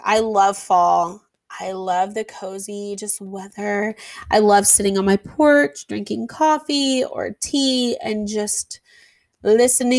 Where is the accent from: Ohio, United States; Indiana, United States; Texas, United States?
Indiana, United States; we're from Indiana